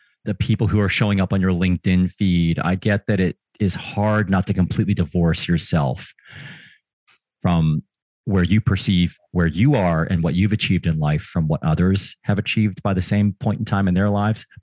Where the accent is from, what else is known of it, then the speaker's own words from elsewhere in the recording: Springfield, Missouri, United States; moved away; I spent most of my childhood in a town called Springfield, Missouri, which is in the Midwest of the United States